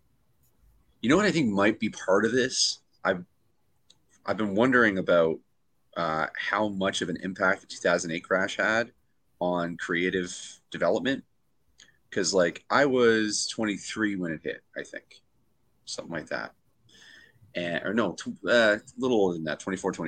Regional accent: Canada; being a Canadian

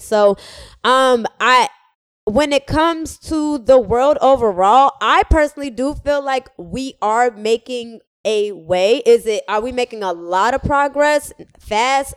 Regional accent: Atlanta, Georgia, United States; moved away as an adult; also born or lived in Miami / Cambridge; I was born in Miami and then I grew up in Atlanta.

